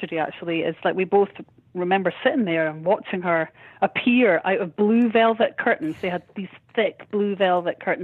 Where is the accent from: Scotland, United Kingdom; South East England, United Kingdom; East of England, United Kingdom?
Scotland, United Kingdom; Edinburgh; born or raised there